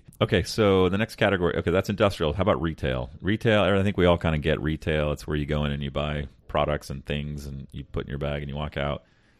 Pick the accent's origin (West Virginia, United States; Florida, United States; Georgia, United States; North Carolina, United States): Florida, United States; Shout out to Publix in my home state of Florida.